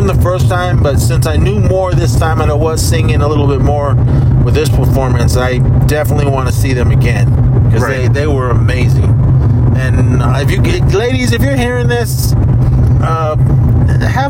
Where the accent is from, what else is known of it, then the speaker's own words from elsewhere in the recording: Oakland, California, United States; our local Blockbuster when I grew up in Oakland